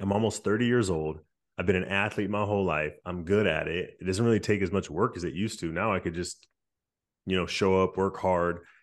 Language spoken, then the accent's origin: English; Stockton, California, United States; growing up in Stockton